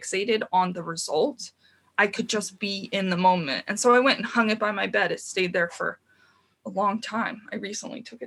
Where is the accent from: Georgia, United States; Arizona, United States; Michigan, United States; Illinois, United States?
Arizona, United States; Tucson; moved away as an adult; now in Santa Cruz, United States; I grew up in Tucson, Arizona.